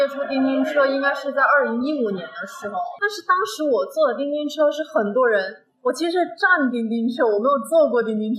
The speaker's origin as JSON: {"language": "Chinese", "region": "Guangdong", "country": "China", "said": "对，我是广东的。"}